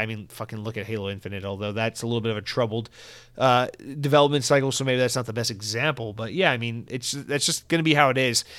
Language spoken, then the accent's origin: English; Georgia, United States; now in Florida, United States; growing up in Georgia, we did not have Mountain Dew Live Wire